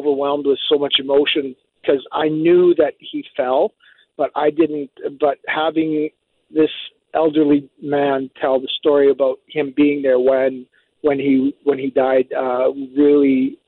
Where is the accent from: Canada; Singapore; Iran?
Canada; Edmonton, Alberta; moved away; also born or lived in British Columbia; I'm in school in BC, and I grew up in Edmonton, but I'm in school in BC